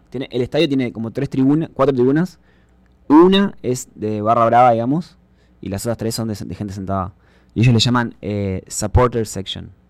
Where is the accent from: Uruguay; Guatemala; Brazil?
Uruguay; moved away as an adult; also born or lived in Texas, United States; now in San Marcos, United States